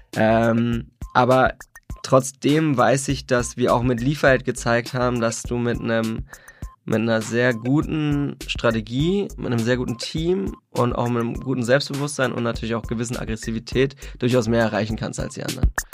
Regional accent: Berlin, Germany; ich bin aus Berlin, Berlin gebürtiger Berliner, äh, hab, bin in Hellersdorf aufgewachsen

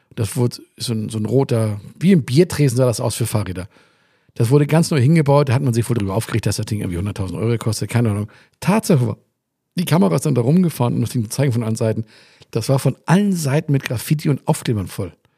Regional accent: Hamburg, Germany; moved away; ursprünglich mal aus Hamburg

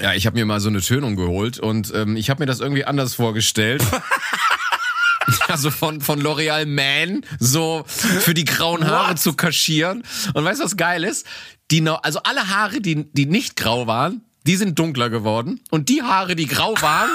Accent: Cologne, North Rhine-Westphalia, Germany; accent: Kölsch; now in Munich, Germany; wenn ich den Kölschen Dialekt höre, dass ich, da ich das ja mit Heimat verbinde

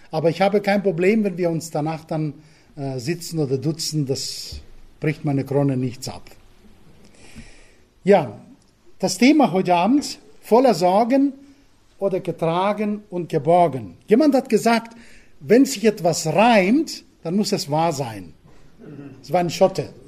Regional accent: Crete, Greece; German is a second language; moved away as an adult; now in Germany; Nein, ich bin auf Kreta geboren ähm, und aufgewachsen. 19 Jahre habe ich dort verbracht, bis meine jetzige Frau kam. Und sie hat mich nach Bayern entführt.

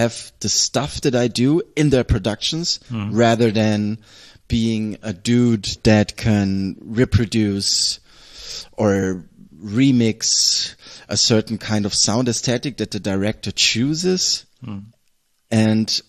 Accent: Southern Germany, Germany; moved away; also born or lived in Nuremberg / Essen / Berlin; the environment that I grew up with in Southern Germany is heavily consists of nature

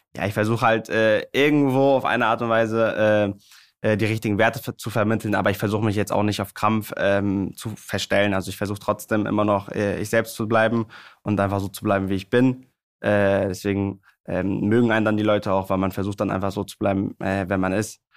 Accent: Hamburg, Germany; bei meiner Heimatstadt beim HSV

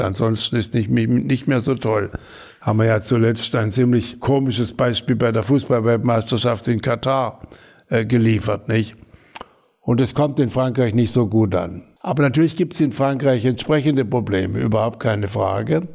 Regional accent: Hornberg, Baden-Württemberg, Germany; ich bin aufgewachsen in der französischen Besatzungszone. Und in dem Haus, in dem meine Eltern oder wir zur Familie, also als, äh, eine Mietwohnung hatten, war auch der äh, in, in Hornberg, das ist die Heimat, meine Heimatstadt

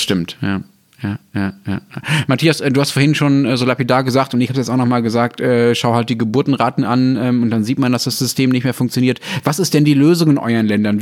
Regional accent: Ruhr area, North Rhine-Westphalia, Germany; ich bin ja im Ruhrgebiet aufgewachsen

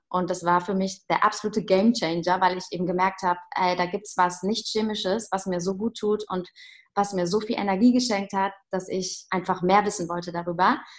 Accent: Heidelberg, Baden-Württemberg, Germany; moved away as an adult; also born or lived in Hamburg; now in Berlin, Germany; ich komme äh, ursprünglich aus Heidelberg

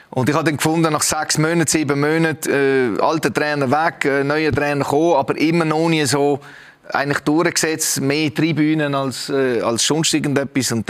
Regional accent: Romandy, Switzerland; eigentlich bin ich ja aufgewachsen im Welschen, die ersten acht, neun Jahre.

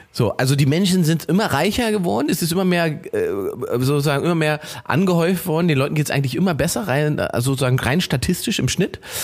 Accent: Germany; ich habe hier diesen deutschen Pass

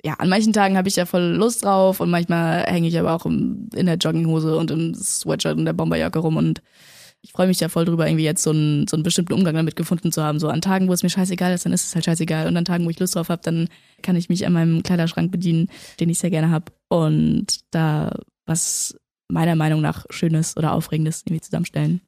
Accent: Berlin, Germany; also born or lived in Männedorf, Switzerland / London, United Kingdom; dann sind wir aber 2008 nach Berlin gezogen

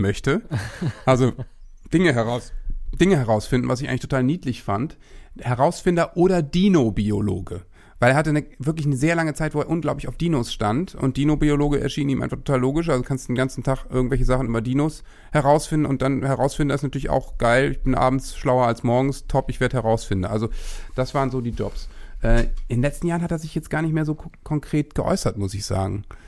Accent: Worpswede, Lower Saxony, Germany; born or raised there; also born or lived in Osterholz-Scharmbeck

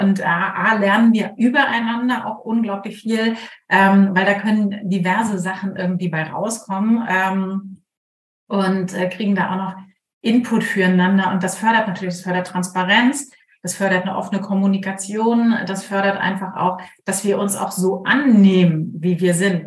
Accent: Germany; ich bin zwar Kapitänsenkeltochter und an der Ostsee groß geworden

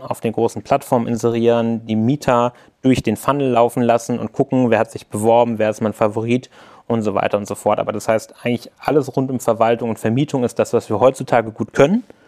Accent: Hanover, Lower Saxony, Germany; ich komme gebürtig aus Hannover

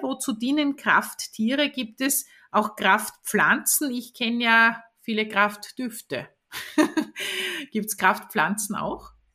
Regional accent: Vorau, Styria, Austria; in der Oststeiermark in Vora. Das ist der Ort, wo ich aufgewachsen bin

